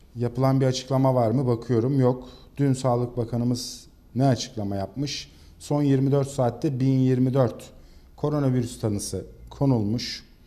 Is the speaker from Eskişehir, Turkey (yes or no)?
no; İzmir, Turkey; biz İzmirliler olarak